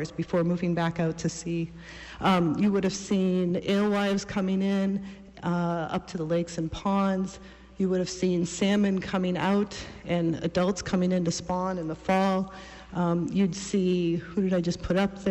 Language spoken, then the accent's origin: English; Old Town, Maine, United States; I grew up in Old Town and spent much of my life coming past Orland on my way down to Stonington